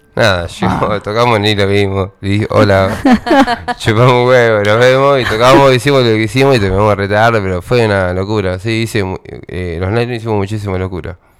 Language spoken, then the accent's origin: Spanish; Tandil, Buenos Aires Province, Argentina; somos todos amigos, somos de Tandín.